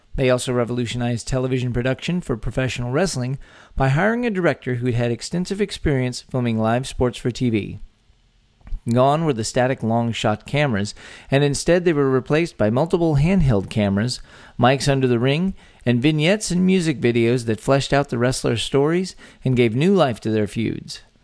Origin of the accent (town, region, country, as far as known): Texas, United States; born or raised there